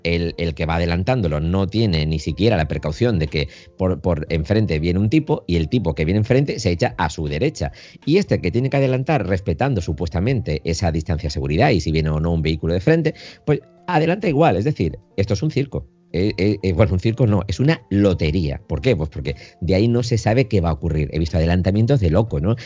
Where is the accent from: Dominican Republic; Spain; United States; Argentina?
Spain; Andalusia; now in Galicia, Spain; yo soy andaluz, ¿eh? aunque por circunstancias estoy en Galicia